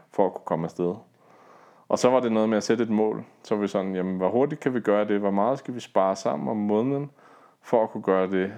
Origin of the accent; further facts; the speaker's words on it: Denmark; hjemme i Danmark